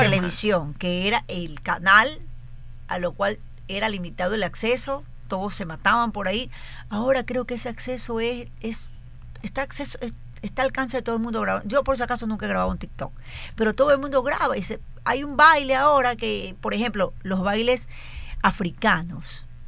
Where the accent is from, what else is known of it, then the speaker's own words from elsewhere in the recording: Guayaquil, Guayas, Ecuador; estaba en sexto grado, es decir, tenía 11 años, pero ya entraba a la adolescencia, o sea, en Guayaquil